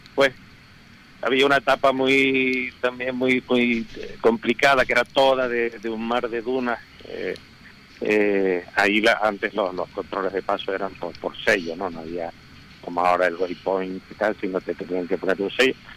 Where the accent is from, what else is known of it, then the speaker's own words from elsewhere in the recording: Canary Islands, Spain; somos los primeros canarios del Dakar